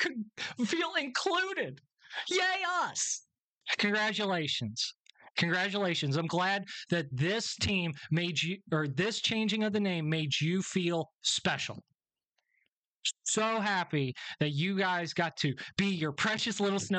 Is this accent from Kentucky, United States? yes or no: yes; Northern Kentucky, United States; I am from the Northern Kentucky area